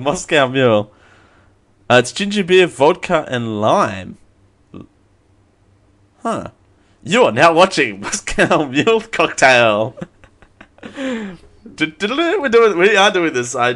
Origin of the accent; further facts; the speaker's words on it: Australia; I'm Australian.